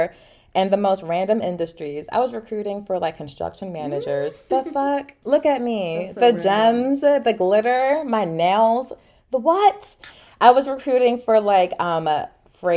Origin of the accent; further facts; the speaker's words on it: Philadelphia, Pennsylvania, United States; also born or lived in Boston; I'm from Philly initially